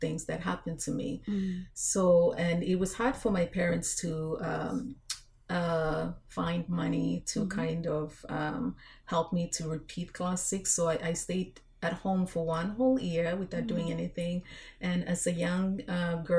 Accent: Vanuatu; moved away as an adult; also born or lived in New Zealand; now in United States; Growing up in Vanuatu

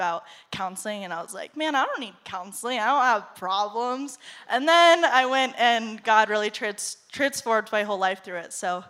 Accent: North Carolina, United States; moved away as an adult; now in Denver, United States; I'm from North Carolina. I moved here about a year ago. I grew up in church

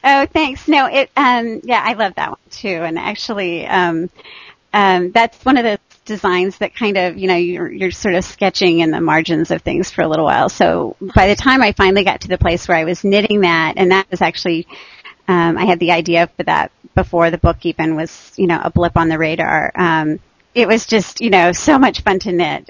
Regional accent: Texas, United States; moved away as an adult; also born or lived in Michigan; I grew up in Texas

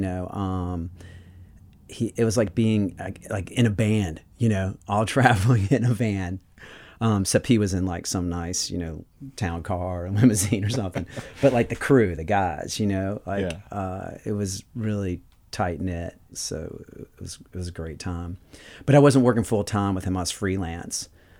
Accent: the South, United States; growing up in the South, I always liked texture.

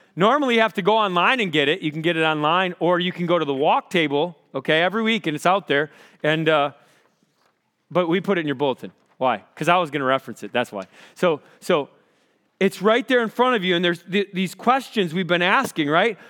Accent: Rochester, Minnesota, United States; I grew up in Rochester, Minnesota

